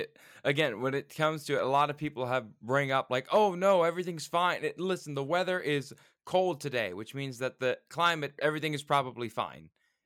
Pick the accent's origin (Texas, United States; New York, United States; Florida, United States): Florida, United States; I'm from Florida